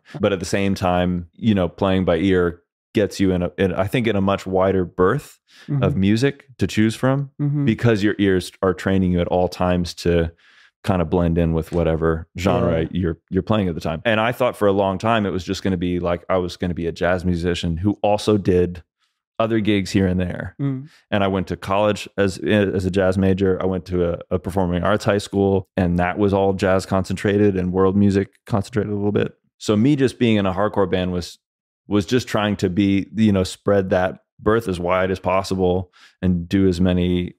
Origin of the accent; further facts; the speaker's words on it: Connecticut, United States; also born or lived in New Jersey; and I was born in Northern New Jersey. It's become a very affluent area because of the proximity to New York City. Same with Connecticut.